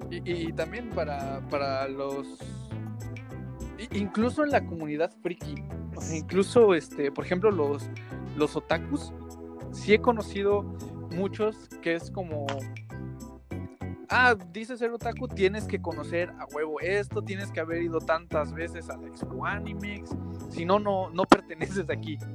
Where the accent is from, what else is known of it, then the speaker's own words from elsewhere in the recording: Xalapa, Veracruz, Mexico; Somos de Jalapa, por si alguien nos escucha fuera de Jalapa, Veracruz, México.